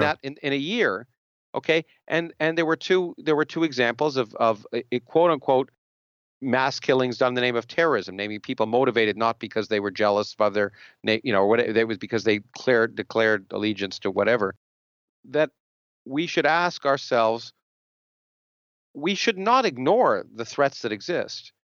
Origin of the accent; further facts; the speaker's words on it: Canada; now in United States; I grew up in Canada